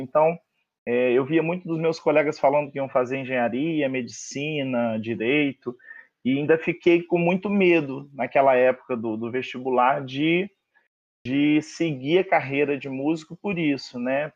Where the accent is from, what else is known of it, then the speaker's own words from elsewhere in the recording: Além Paraíba, Minas Gerais, Brazil; now in Rio de Janeiro, Brazil; eu sou mineiro com muito orgulho, moro no Rio há mais de 10 anos